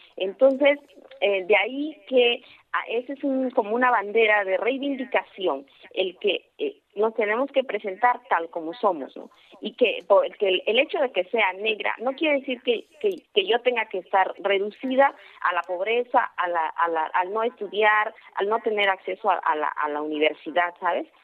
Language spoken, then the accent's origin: Spanish; Oaxaca, Mexico; soy oaxaqueña, de que soy mexicana